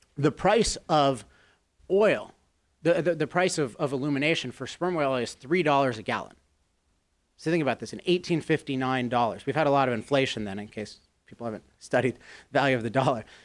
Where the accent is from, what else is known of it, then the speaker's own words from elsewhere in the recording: Chevy Chase, Maryland, United States; I grew up in Chevy Chase, Maryland